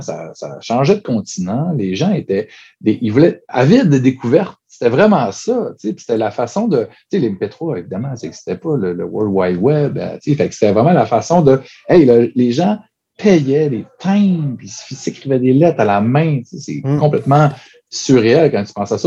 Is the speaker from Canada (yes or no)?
yes; Chicoutimi, Quebec, Canada; Moi, je viens de Chicoutimi